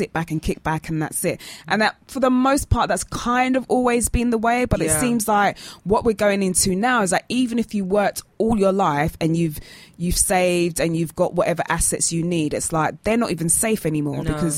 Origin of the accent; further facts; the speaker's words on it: United Kingdom; Stiff upper lip because we're British